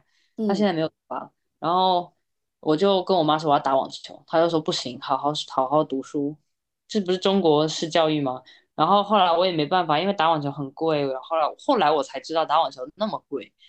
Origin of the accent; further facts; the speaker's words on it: Taiwan; 我那个时候差点都要去省队了，后来是因为我是台湾人，然后不这样。对啊，其实是因为是台湾人这件事情让我没办法成为运动员